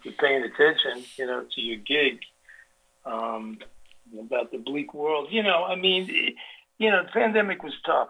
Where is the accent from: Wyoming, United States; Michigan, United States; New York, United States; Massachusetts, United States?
New York, United States; Peekskill; I came from Peekskill, which is like an hour away from here